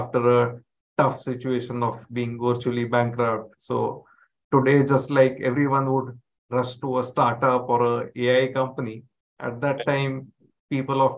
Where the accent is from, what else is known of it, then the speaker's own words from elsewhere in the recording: Mumbai, Maharashtra, India; I've been born and brought up in Mumbai. So been a Mumbai boy all along